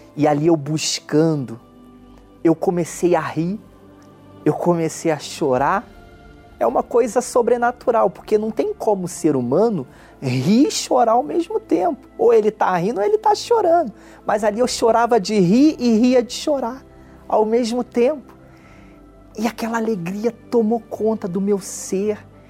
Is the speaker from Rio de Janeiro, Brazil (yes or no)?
yes; Belford Roxo, Rio de Janeiro, Brazil; eu nasci em Belfort Roxo, um bairro pobre do Rio de Janeiro que fica na Baixada Fluminense